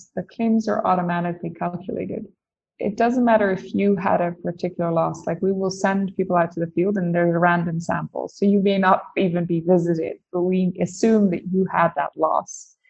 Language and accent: English; Tanzania; I grew up in Tanzania in East Africa. And I would say my grandparents were missionaries. I grew up my dad is that was a doctor. I grew up in a hospital in rural Tanzania.